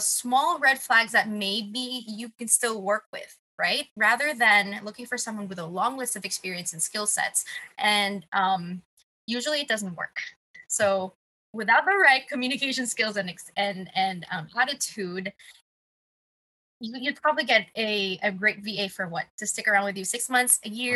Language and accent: English; Philippines; I'm from the Philippines, born and raised.